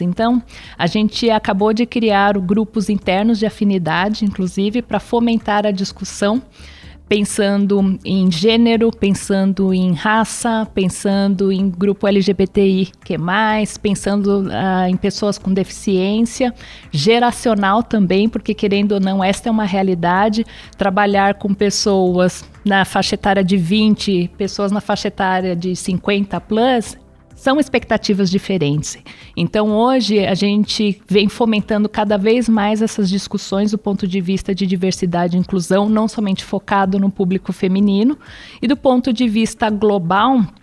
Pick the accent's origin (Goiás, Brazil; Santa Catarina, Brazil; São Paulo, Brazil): São Paulo, Brazil; Eu sou nascida em São Paulo, cidade estado de São Paulo. É, meus pais também são, são daqui